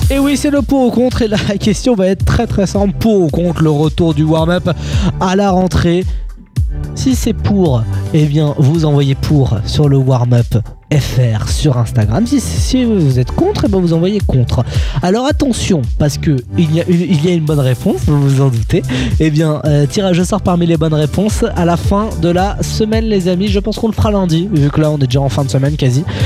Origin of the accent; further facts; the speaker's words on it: Germany; je suis allemand